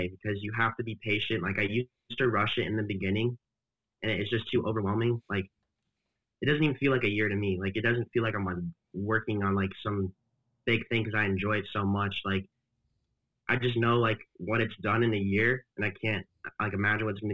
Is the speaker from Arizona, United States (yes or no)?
yes; Arizona, United States; I'm from Arizona